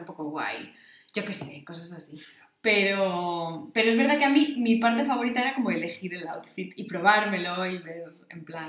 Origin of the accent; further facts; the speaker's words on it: Asturias, Spain; moved away as an adult; also born or lived in Salamanca; en Asturias yo lo que estaba pensando es que en verano o bien íbamos a otros pueblos